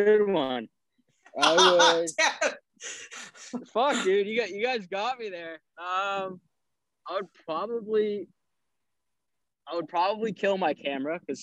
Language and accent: English; New England, United States; moved away as an adult; now in San Diego, United States; growing up in New England your whole life